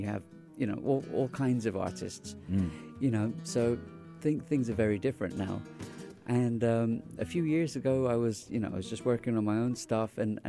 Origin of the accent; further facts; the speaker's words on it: Dubai, United Arab Emirates; also born or lived in England; being Indian in Dubai early days, going to a boarding school in England, you know, there wasn't many Indians there at the time, in these schools